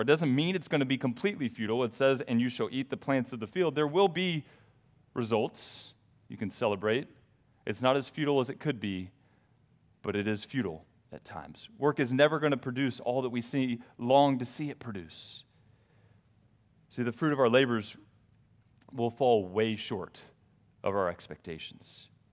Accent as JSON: {"language": "English", "region": "the South", "country": "United States", "tie": "born or raised there", "said": "I grew up in the South"}